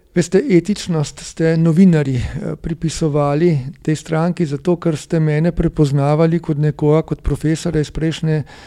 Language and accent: Slovenian; Slovenia; Slovenci smo